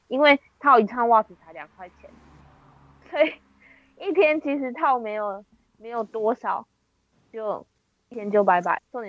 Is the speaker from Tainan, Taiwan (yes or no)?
no; Shetou, Changhua County, Taiwan; 我们家乡呢，就是住在彰化的社头，社头呢就是袜子的故乡，所以那有很多袜子工厂。